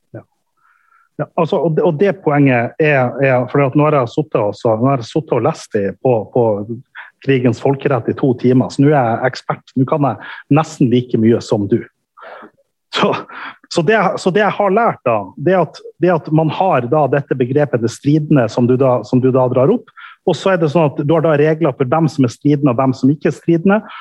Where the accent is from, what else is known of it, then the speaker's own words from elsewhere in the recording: Norway; Og jeg kommer ifra Norge